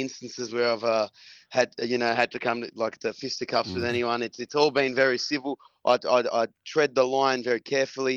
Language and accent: English; Sydney, New South Wales, Australia; Born and bred in Belmore.